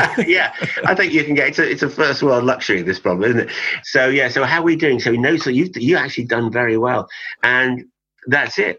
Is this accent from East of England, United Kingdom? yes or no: no; West Cornwall, South West England, United Kingdom; moved away; I was born and brought up in West Cornwall